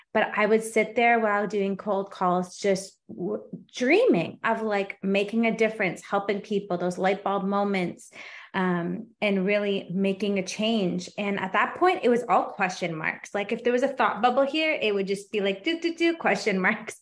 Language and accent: English; Canada; I'm Canadian too